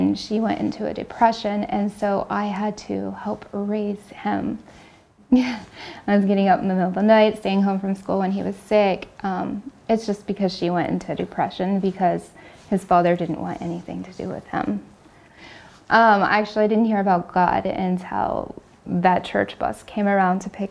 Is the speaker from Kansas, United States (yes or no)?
yes; Kansas, United States; moved away as an adult; now in Pennsylvania, United States; I'm originally from Kansas and been in the Pennsylvania area for 16 years now.